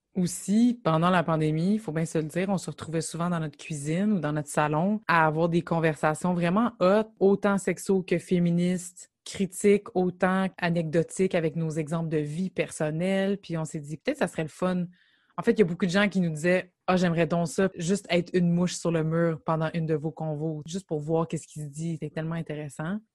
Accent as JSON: {"language": "French", "town": "Gatineau", "region": "Quebec", "country": "Canada", "said": "on vient de Gatineau"}